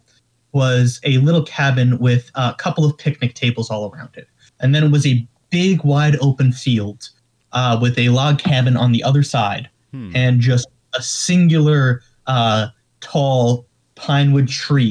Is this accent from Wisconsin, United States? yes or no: no; New York area, United States; we're from the New York area